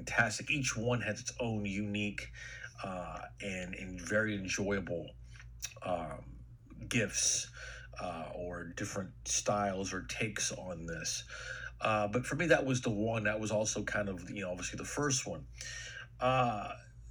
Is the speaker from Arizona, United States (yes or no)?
no; Texas, United States; I grew up in Texas